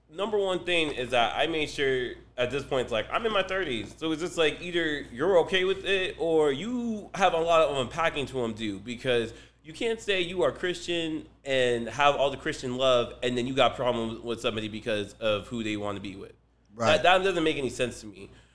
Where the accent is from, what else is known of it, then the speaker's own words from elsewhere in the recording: Nigeria; also born or lived in Belgium; now in United States; I'm Nigerian, I was born in Belgium, and then, like, I'm a U.S. sit.